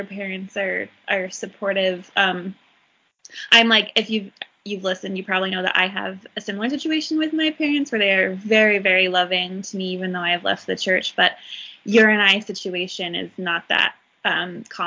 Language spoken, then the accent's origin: English; Utah, United States; also born or lived in Salt Lake City; I grew up in Utah County and I moved to Salt Lake City